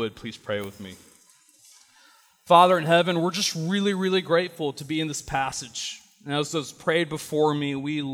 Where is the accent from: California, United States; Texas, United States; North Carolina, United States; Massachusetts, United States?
North Carolina, United States; Chapel Hill; also born or lived in Durham County, North Carolina; I was born and raised in Chapel Hill.